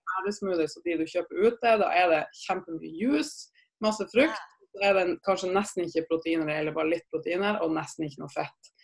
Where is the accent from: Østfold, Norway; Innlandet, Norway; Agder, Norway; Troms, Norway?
Troms, Norway; Tromsø; jeg er opprinnelig fra Tromsø, så jeg er en gærning, gæren nordlending